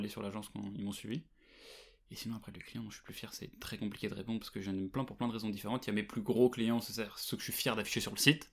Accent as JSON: {"language": "French", "town": "Versailles", "region": "Île-de-France", "country": "France", "tie": "born or raised there", "said": "j'ai grandi à Versailles"}